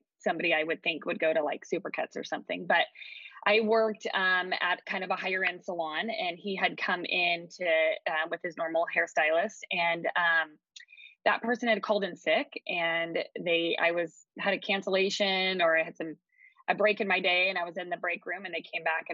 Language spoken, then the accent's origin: English; California, United States; moved away as an adult; also born or lived in Eugene, Oregon; now in Harrisburg, United States; I'm originally from California, and then I have lived in Eugene, Oregon, gosh, for the past 20 years now